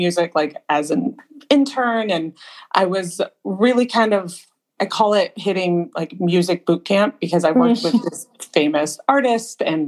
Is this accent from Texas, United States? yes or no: no; Southern California, United States; I grew up here in Southern California